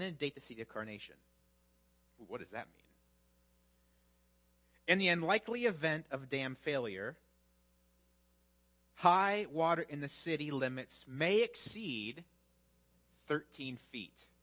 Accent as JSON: {"language": "English", "region": "Midwest", "country": "United States", "moved": "yes", "said": "I'm from the Midwest"}